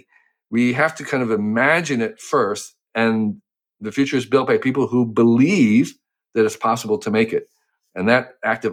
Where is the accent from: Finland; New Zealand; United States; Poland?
United States; Western New Jersey; I grew up in New Jersey